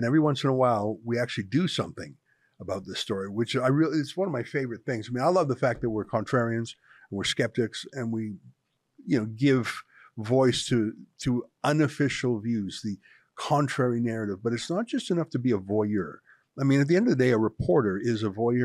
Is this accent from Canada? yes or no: yes; Canada; I'm very Canadian. I grew up here